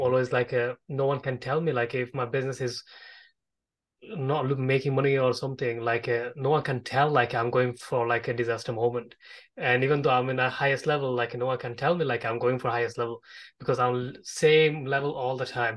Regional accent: Bangladesh; I'm from Bangladesh myself

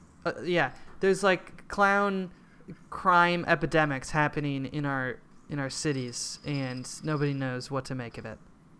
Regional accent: Hopkins, Minnesota, United States; There was some clown shit in my hometown.

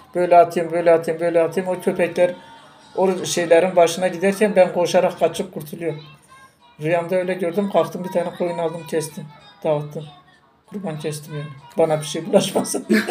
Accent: Tunceli Province, Turkey

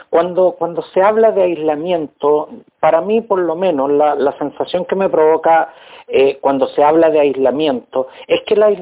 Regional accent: Santiago, Santiago Metropolitan, Chile; las personas que, que venimos sobre todo de Santiago

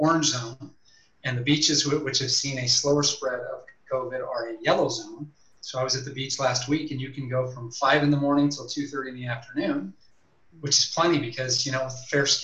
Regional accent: Iowa, United States; moved away as an adult; now in Costa Rica; I'm from Iowa.

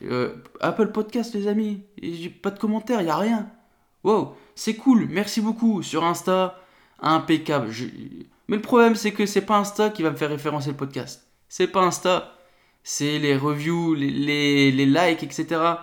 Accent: north of France, France; je viens du nord de la France

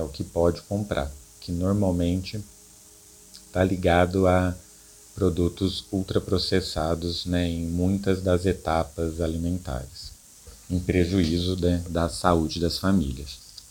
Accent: Guará, São Paulo, Brazil; eu venho da cidade de Guará, em São Paulo, né, é uma, uma pequena cidade do interior

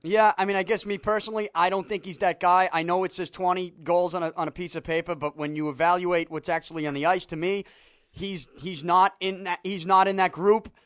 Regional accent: Boston, Massachusetts, United States; now I'm from Salty

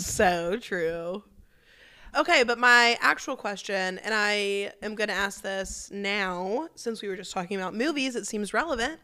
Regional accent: Memphis, Tennessee, United States; we're from Memphis

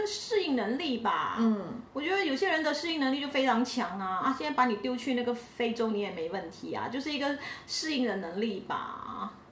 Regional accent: Malaysia; 我是来自马来西亚的

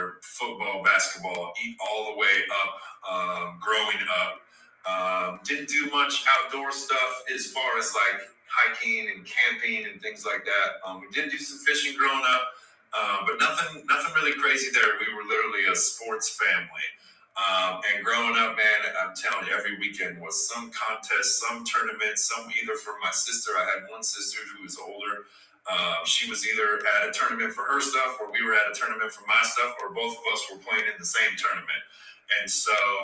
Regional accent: Nebraska, United States; also born or lived in Yankton, South Dakota; I grew up in Nebraska

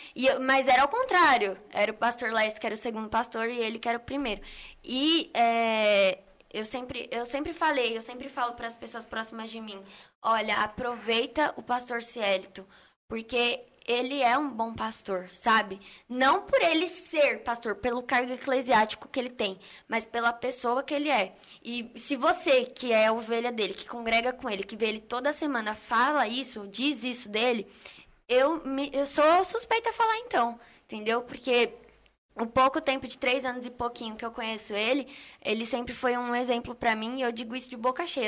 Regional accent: São Paulo, Brazil; eu ainda sou de Perus

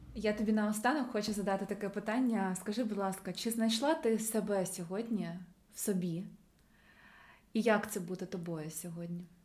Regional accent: Ukraine; мій дім він в Україні

